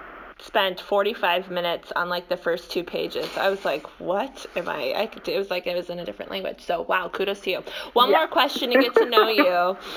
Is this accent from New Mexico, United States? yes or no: no; Wisconsin, United States; moved away as an adult; also born or lived in Texas; I was from Wisconsin and most others were from Texas.